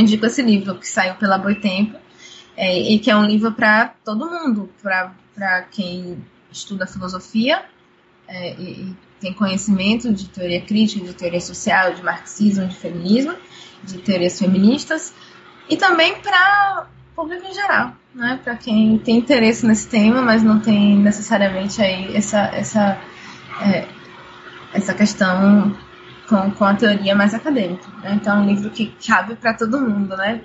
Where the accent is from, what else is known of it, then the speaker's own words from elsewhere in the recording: Brazil; also born or lived in Cachoeira, Bahia; eu sou brasileira